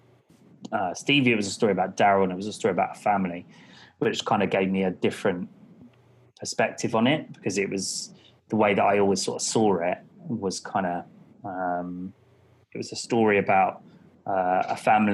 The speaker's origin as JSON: {"language": "English", "region": "London", "country": "United Kingdom", "tie": "born or raised there", "also_born_or_lived": "Canada", "moved": "as an adult", "lives_now": "Brighton, United Kingdom", "said": "I was born in Hammersmith, grew up in Hammersmith and Fulham."}